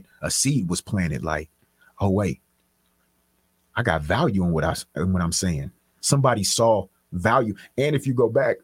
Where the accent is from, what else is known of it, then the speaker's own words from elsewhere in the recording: Richmond, United States; moved away; I'm from Richmond